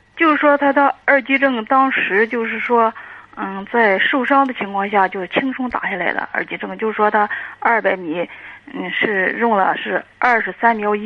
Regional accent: Dezhou, Shandong, China; 我是德州的

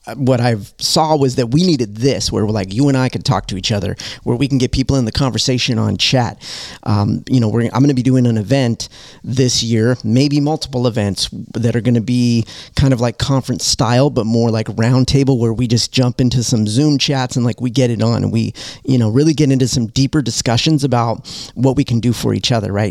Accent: Southern California, United States; now in Detroit, United States; I come from Southern California

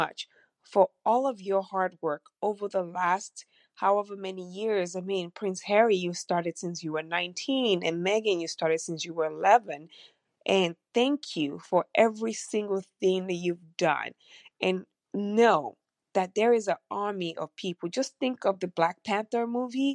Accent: Nigeria; now in United States; I'm from the United States, but I grew up in Nigeria.

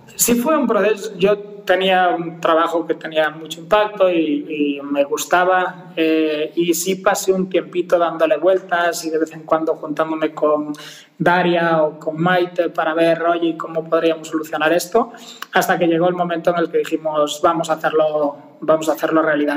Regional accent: Galicia, Spain; accent: Spanish; moved away as an adult; also born or lived in Mexico City, Mexico; now in Mexico; originario de Galicia

